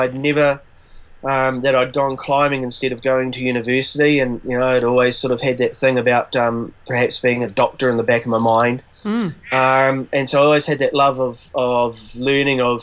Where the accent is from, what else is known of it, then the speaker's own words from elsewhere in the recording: South Canterbury, New Zealand; I grew up in South Canterbury and out on Four Peaks on Little Mount Peel